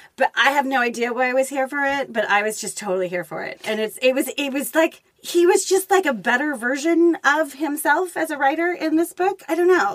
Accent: Los Angeles, California, United States; my hometown of Los Angeles

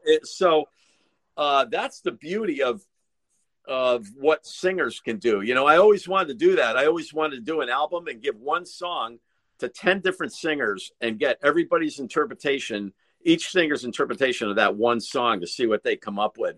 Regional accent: Connecticut, United States; I'm from Connecticut

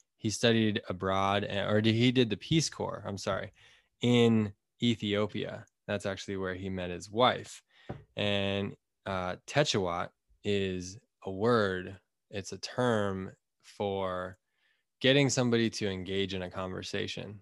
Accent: Boulder, Colorado, United States; also born or lived in Fort Collins, Colorado; I was born in Boulder, Colorado. Grew up right outside of there

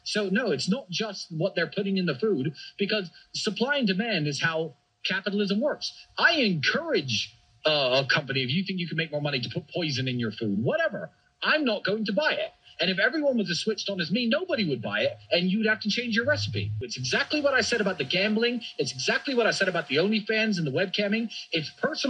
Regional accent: England, United Kingdom; now in Romania; my home country of England

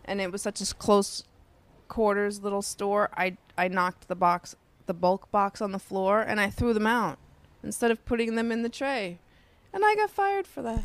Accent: New York City, New York, United States; Queens, Sunnyside, New York. I am from the sunny side of the street.

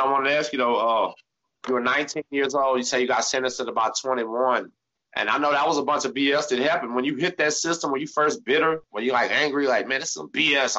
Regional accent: Texas, United States; We're from Texas

